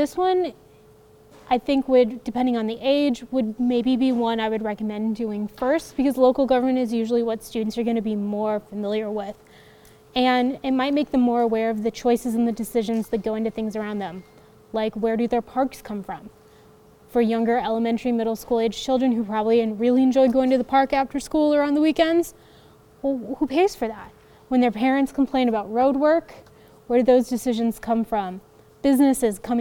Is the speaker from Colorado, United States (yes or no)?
yes; Colorado, United States; I'm from Colorado